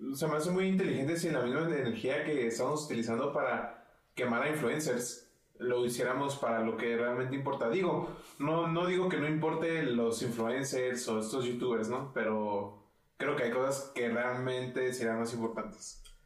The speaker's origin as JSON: {"language": "Spanish", "region": "Chihuahua", "country": "Mexico", "said": "nosotros somos de Chihuahua y Chihuahua es el, estado número uno, hasta donde sé, con mayor divorcios en el país."}